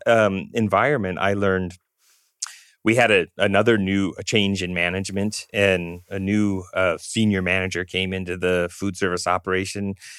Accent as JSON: {"language": "English", "region": "Southern California", "country": "United States", "tie": "born or raised there", "also_born_or_lived": "Iowa City, Iowa", "said": "growing up in Southern California"}